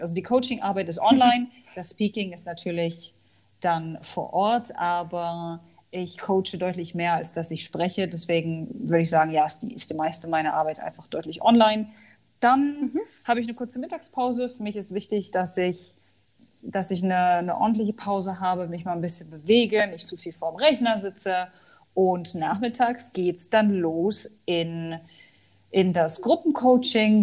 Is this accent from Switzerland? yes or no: no; Hanover, Lower Saxony, Germany; moved away as an adult; also born or lived in Al Ain, United Arab Emirates / Dubai, United Arab Emirates; Also ich komme ursprünglich aus Hannover, habe dort auch Sozialwissenschaften studiert